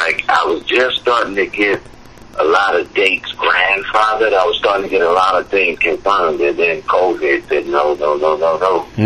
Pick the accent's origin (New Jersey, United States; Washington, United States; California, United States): New Jersey, United States; Trenton; I'm calling from my hometown right now, Trenton, New Jersey.